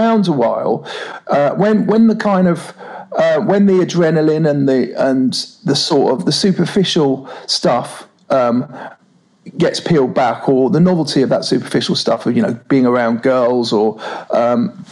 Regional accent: London, United Kingdom; I've probably only ever lived within about a 2 mile radius of where I was born and raised in North London

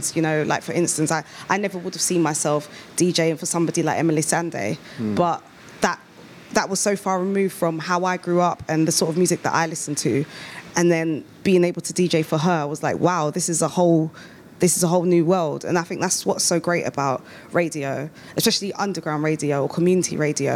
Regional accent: United Kingdom; growing up as a British-born, like, African

